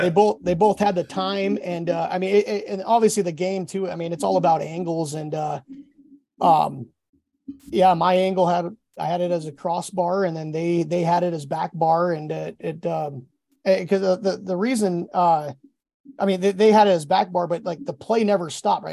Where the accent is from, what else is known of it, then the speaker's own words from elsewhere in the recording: Alaska, United States; I'm from Alaska